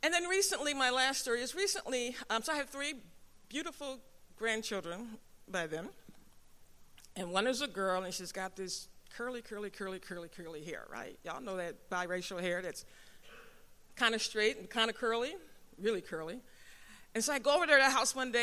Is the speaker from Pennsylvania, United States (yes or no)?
yes; Philadelphia, Pennsylvania, United States; I'm from the North. I'm from Philadelphia